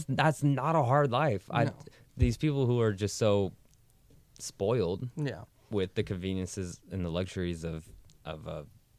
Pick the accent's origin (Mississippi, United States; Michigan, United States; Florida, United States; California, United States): California, United States; Auburn; also born or lived in Sacramento; I'm from Auburn